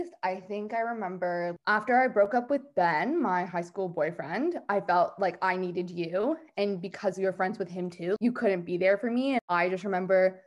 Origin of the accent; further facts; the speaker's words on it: Greater Toronto Area, Toronto, Ontario, Canada; I am from GTA, Toronto.